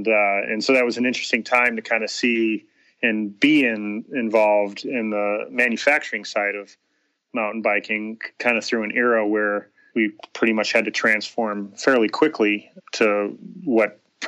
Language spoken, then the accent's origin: English; Chicago, Illinois, United States; moved away as an adult; now in Tempe, United States; I grew up in Chicago